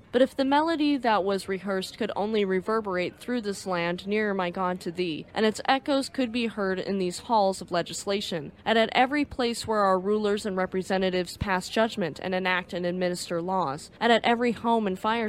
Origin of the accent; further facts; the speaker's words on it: United States; I'm American